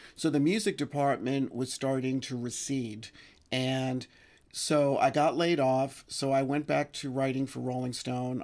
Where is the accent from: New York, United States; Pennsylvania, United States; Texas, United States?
New York, United States; New York City; I grew up in the Bronx, um, right near Gun Hill Road